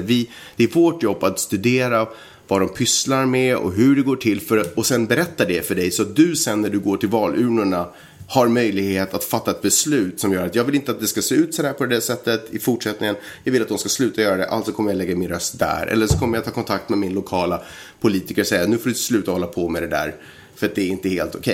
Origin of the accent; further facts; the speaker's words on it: Sweden; jag är svensk och jag är del av ett mångkulturellt samhälle